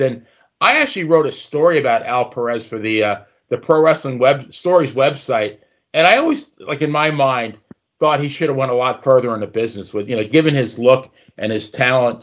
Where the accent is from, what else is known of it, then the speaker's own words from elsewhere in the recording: New York, United States; growing up in New York